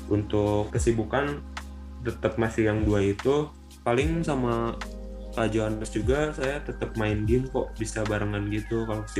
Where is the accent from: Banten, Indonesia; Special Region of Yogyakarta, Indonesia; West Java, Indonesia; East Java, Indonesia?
West Java, Indonesia; Bandung; Asalnya dari Bandung.